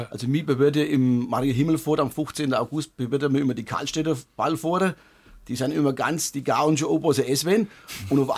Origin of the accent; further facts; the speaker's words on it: Bavaria, Germany; sind ja noch stolz darauf, dass wir noch Bayern sind. Drüben sind wir auch, wie gesagt, auch von unserem Dialekt stolz